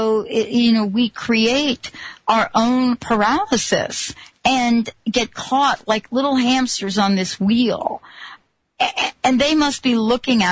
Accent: New York City, New York, United States; I grew up in New York City

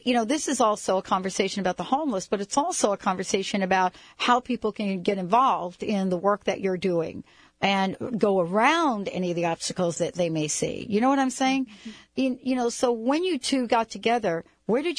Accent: United States; also born or lived in New York / New Jersey; now in Seattle, United States; I grew up in New York and New Jersey

